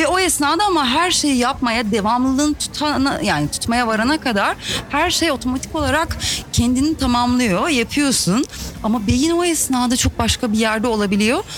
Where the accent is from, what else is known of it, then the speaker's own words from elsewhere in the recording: Elmalı, Antalya, Turkey; Elmalı'da, e, doğup büyüdüm ve orada okudum